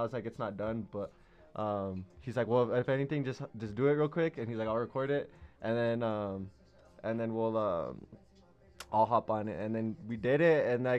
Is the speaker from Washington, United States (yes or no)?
no; Santa Fe, New Mexico, United States; I'm from Santa Fe.